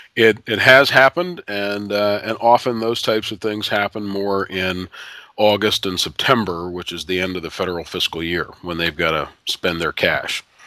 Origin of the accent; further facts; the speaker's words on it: Ohio, United States; moved away; a girl that I grew up with back in Ohio